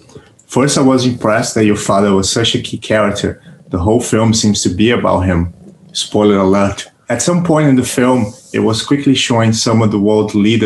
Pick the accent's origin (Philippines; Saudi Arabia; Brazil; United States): Brazil; now in London, United Kingdom; I was born in Brazil during the dictatorship, and I was very young when the country became democratic again.